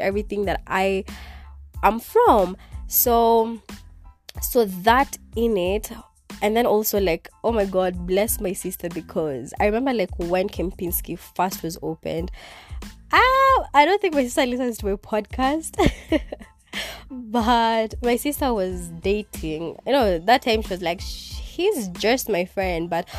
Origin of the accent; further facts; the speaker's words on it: Kenya; first language Kikuyu; English is a second language; in my language, because Swahili is not my first language, but in my other language, which is Kikuyu